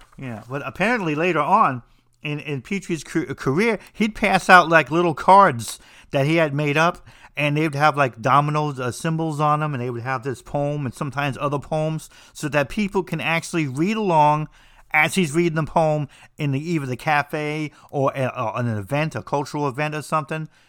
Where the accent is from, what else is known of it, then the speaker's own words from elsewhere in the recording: New Jersey, United States; I'm from New Jersey